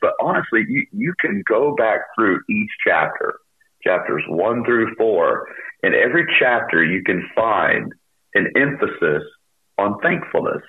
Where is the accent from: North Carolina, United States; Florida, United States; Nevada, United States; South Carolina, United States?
North Carolina, United States; Charlotte; I pastor in Charlotte, North Carolina, at Laurel Baptist Church, a church that we replanted 13 years ago here in my hometown. I was raised here